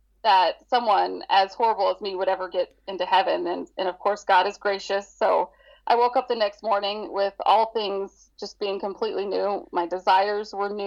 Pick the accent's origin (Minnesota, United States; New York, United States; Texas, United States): Texas, United States; Dallas; moved away; I was born and raised in Dallas, Texas